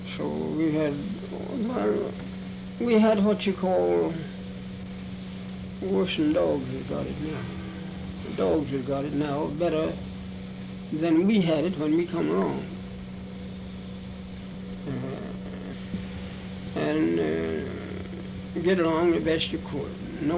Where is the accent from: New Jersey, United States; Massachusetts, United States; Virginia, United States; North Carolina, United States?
Virginia, United States; Charlottesville; I was born in Charlottesville, Virginia